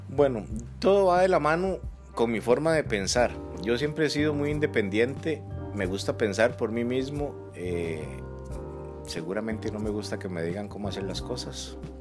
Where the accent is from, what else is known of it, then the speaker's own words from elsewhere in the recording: Siquirres, Limón, Costa Rica; yo soy siquireño, soy, soy limonense. Nací en un pueblito que se llama El Cairo de Siquires